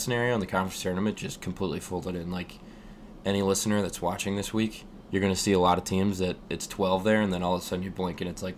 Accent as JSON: {"language": "English", "town": "Scranton", "region": "Pennsylvania", "country": "United States", "said": "we're from Scranton"}